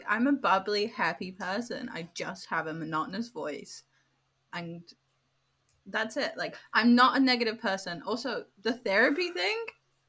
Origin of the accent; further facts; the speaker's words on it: United Kingdom; now in Australia; within my British household